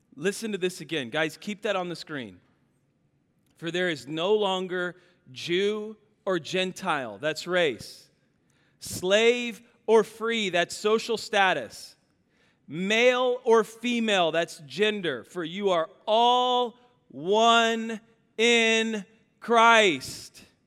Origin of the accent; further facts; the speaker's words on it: Kansas, United States; I'm from Kansas